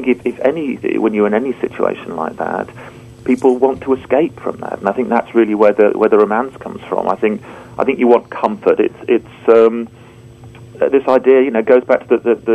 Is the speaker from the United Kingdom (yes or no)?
yes; United Kingdom; being a Brit